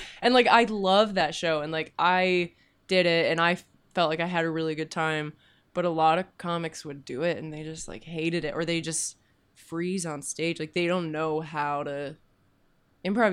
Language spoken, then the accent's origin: English; Kamloops, British Columbia, Canada; now in Vancouver, Canada; I'm from Kamloops originally.